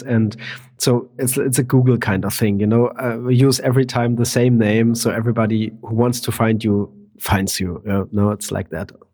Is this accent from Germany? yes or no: yes; Germany; I'm from Germany and I'm in Germany at the moment